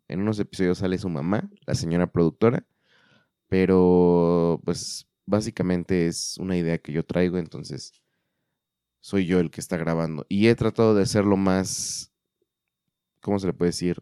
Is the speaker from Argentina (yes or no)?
no; central Mexico, Mexico; now in Guadalajara, Mexico; en el sur o en el centro, para ser más específicos de donde yo soy